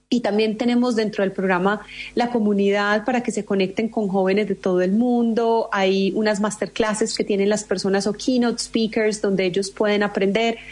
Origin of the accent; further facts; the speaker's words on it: Colombia; soy colombiana.